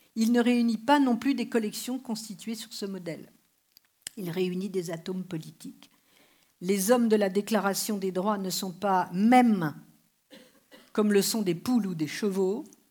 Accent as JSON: {"language": "French", "country": "France", "said": "je suis française"}